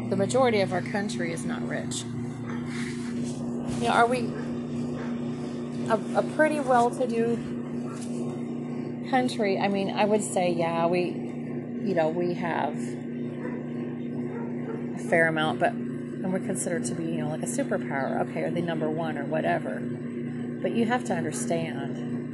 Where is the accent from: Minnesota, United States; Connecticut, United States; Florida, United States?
Minnesota, United States; moved away; also born or lived in rural South, United States; I'm from Minnesota